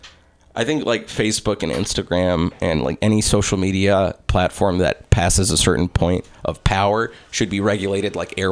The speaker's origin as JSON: {"language": "English", "country": "United States", "also_born_or_lived": "Egypt", "first_language": "English", "said": "I'm American and I'm Egyptian."}